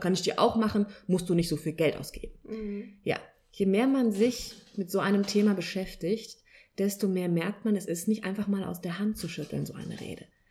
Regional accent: Kelkheim, Hesse, Germany; ich komme aus Kelkheim

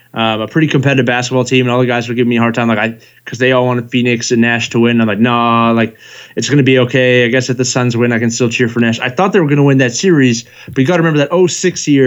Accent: Canada; also born or lived in Calgary, Alberta; I'm also Canadian

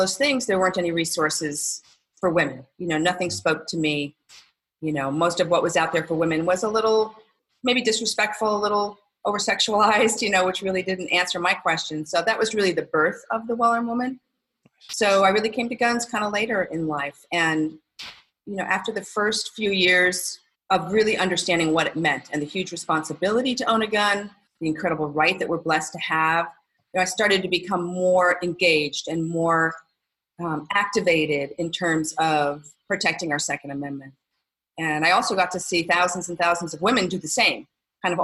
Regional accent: New York, United States; moved away; I grew up in New York

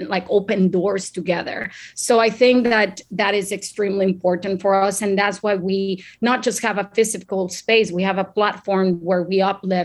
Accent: Mexico; I am Mexican, born and raised in Mexico.

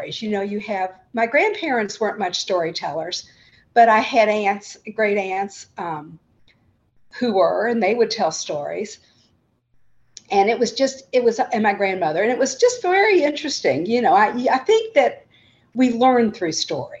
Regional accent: Louisville, Kentucky, United States; I grew up in Louisville, Kentucky, which is where my parents both grew up. So I am a longtime Louisvillian

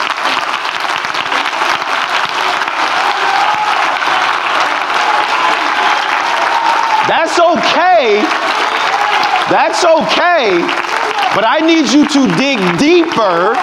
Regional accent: Texas, United States; Just a country boy from Texas.

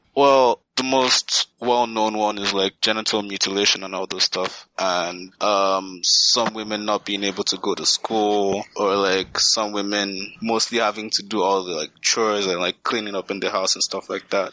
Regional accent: Nigeria; now in Canada; growing up in Nigeria

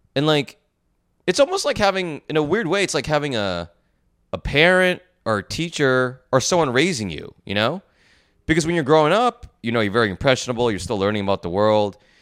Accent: New Jersey, United States; growing up in New Jersey

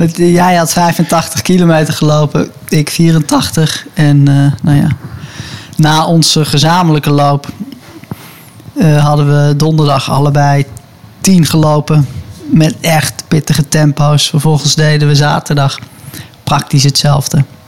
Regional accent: Hilversum, North Holland, Netherlands; ik ben opgegroeid in de Hilversumse Meent, daar in de buurt.

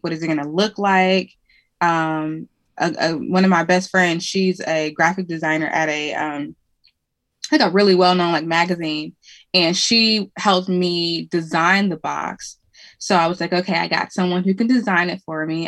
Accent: Cleveland, Ohio, United States; moved away as an adult; now in Indianapolis, United States; I'm from Cleveland, Ohio originally, um, but I live in Indianapolis

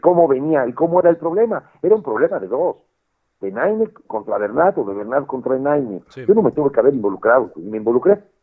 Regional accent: Mexico; moved away; soy el único latino obviamente soy el único mexicano

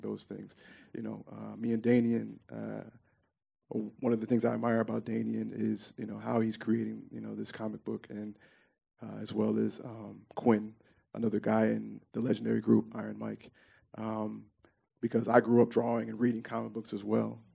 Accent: Memphis, Tennessee, United States; I grew up in Orange Mound uh, primarily.

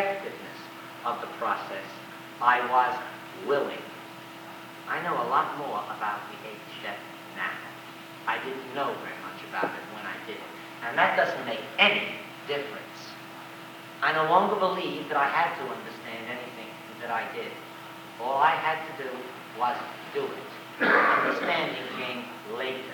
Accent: United States; I'm an American. I was raised on individualism and self-reliance.

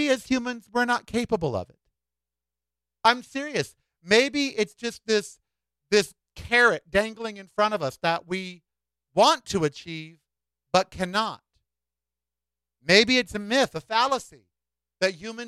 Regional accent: United States; now in Las Vegas, United States; as an American

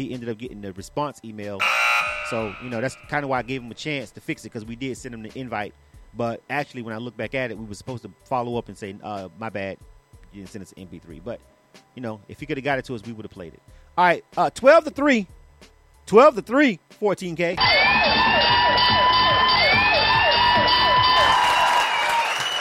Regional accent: Panama City, Florida, United States; I'm from the 850. I'm from Panama City

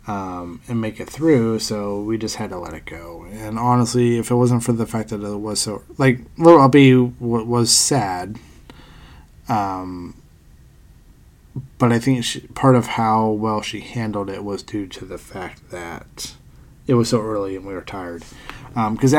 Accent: Pennsylvania, United States; moved away; an old friend that I grew up with in Pennsylvania

